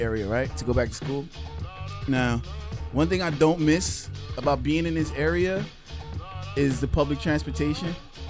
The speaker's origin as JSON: {"language": "English", "town": "Newark", "region": "New Jersey", "country": "United States", "moved": "yes", "lives_now": "Washington, D.C., United States", "said": "I'm from Newark."}